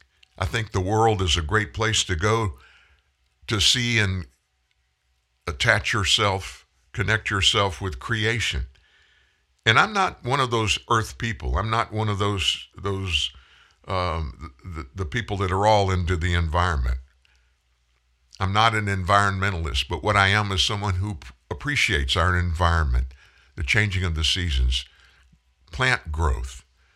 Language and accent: English; Louisiana, United States; moved away; We came from North Louisiana, went to Indianapolis, in 1989